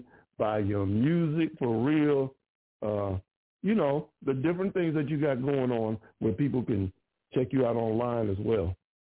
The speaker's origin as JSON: {"language": "English", "region": "Ohio", "country": "United States", "said": "I mean, I'm from Ohio"}